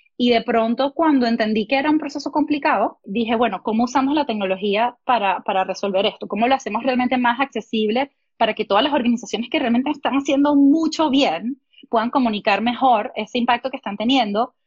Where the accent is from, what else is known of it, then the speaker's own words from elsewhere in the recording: Venezuela; moved away as an adult; also born or lived in Oklahoma; yo de Venezuela